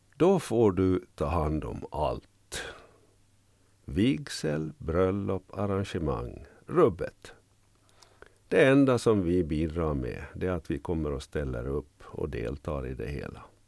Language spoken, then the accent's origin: Swedish; Jakobstad, Ostrobothnia, Finland; moved away as an adult; also born or lived in Vaasa, Finland / Norrbotten, Sweden / Västerbotten, Sweden / Ångermanland, Sweden; now in Kökar, Finland; Jag är född i Jakobstad, utbildad vid pedagogiska fakulteten i Vasa